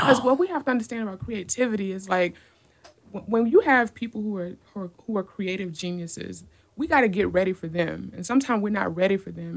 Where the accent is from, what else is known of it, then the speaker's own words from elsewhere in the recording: Decatur, Georgia, United States; I grew up in Decatur, Georgia